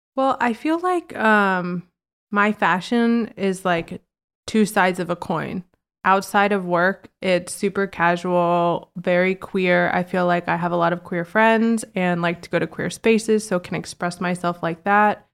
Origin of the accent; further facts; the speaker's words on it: Virginia, United States; also born or lived in Washington, D.C.; now in New York, United States; I grew up in Virginia